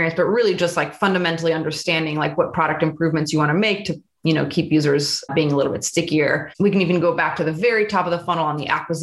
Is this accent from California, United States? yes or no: yes; Bay Area, California, United States; Born and raised in the Bay Area. My parents immigrated from France, so kind of have that connection